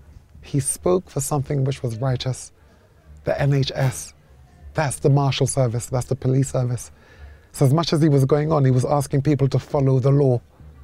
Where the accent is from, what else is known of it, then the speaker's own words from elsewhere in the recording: Jamaica; I'm a Jamaican, we love cricket too